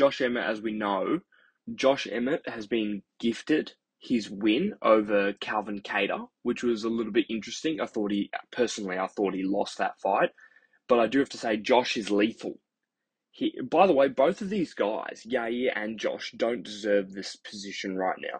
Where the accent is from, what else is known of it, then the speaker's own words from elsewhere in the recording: Australia; I'm Australian